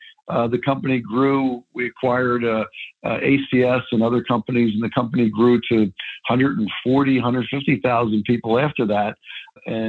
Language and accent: English; Philadelphia, Pennsylvania, United States; I grew up in Philadelphia, played high school basketball in the Philadelphia Catholic League